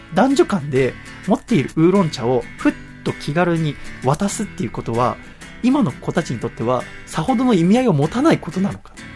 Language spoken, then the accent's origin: Japanese; Yokohama, Kanagawa, Japan; also born or lived in Tochigi; 横浜生まれ横浜育ちなんですけど、1年間だけ栃木にいたことがあって